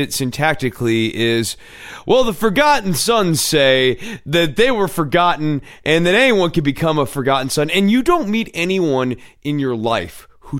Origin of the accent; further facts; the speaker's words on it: Scotland, United Kingdom; whereas Gallus gives us something regional that sort of reminds people that we're from Scotland.